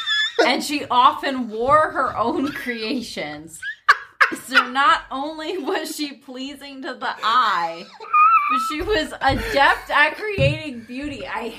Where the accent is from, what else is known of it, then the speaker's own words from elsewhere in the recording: Pennsylvania, United States; I'm from Pennsylvania